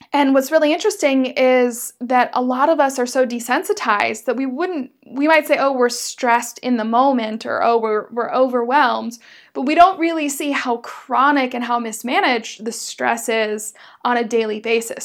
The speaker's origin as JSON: {"language": "English", "country": "United States", "also_born_or_lived": "Berlin, Germany", "moved": "as an adult", "said": "as an American"}